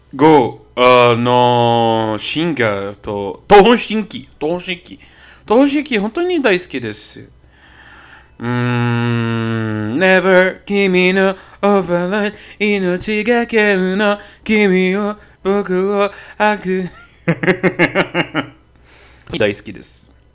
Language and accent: Japanese; Brazil; Japanese is a second language; 私はブラジル人です。